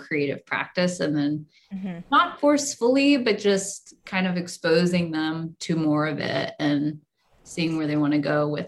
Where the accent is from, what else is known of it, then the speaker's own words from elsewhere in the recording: St. Louis, Missouri, United States; St. Louis, which is my hometown